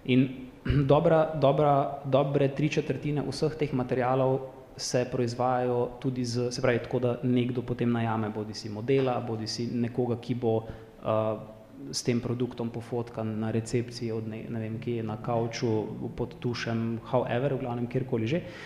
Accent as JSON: {"language": "Slovenian", "region": "Prekmurje", "country": "Slovenia", "moved": "yes", "said": "sem iz Prekmorja"}